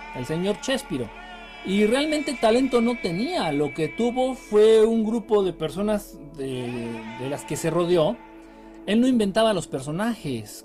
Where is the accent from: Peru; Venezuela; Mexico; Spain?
Mexico; De México